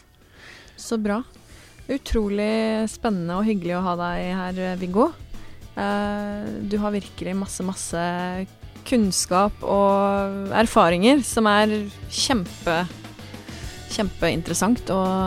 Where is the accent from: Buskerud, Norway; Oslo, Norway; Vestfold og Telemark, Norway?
Vestfold og Telemark, Norway; Porsgrunn; jeg er fra Porsgrunnsområdet